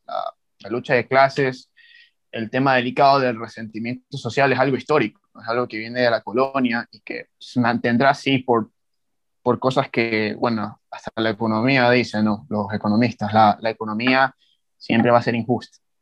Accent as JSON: {"language": "Spanish", "country": "Ecuador", "said": "joven ecuatoriano"}